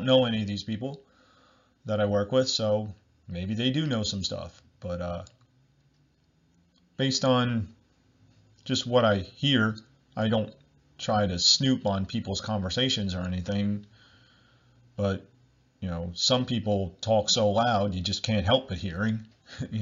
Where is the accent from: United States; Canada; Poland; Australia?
United States; I'm from America